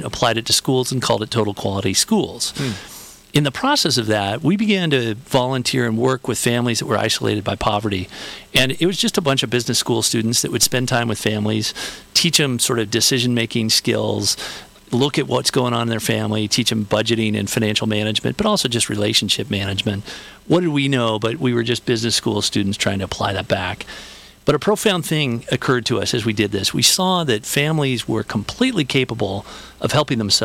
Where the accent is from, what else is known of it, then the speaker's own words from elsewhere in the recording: Southern California, United States; also born or lived in Chicago; I grew up in Southern California